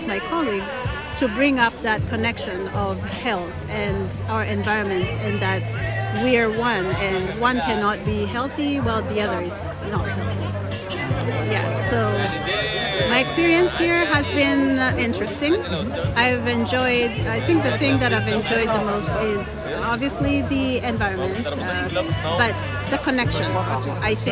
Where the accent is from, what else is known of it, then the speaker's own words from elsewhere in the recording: Kenya; I am from Kenya, in East Africa